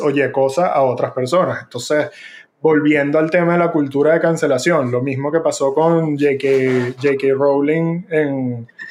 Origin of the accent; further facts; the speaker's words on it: Venezuela; moved away; yo me fui de Venezuela